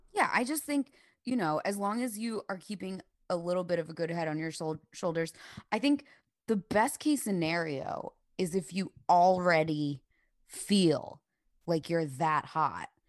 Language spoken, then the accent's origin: English; the North, United States; growing up in the North